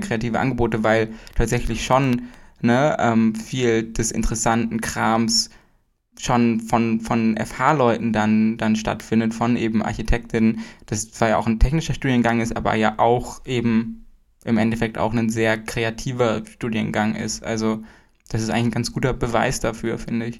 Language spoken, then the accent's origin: German; Hamburg, Germany; Also ich komme ja auch aus Hamburg, ich bin mitten in Hamburg geboren